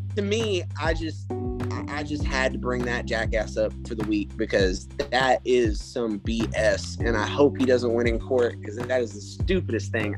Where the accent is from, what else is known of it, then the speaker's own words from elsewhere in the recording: the South, United States; accent: country twang; I was born raised in the South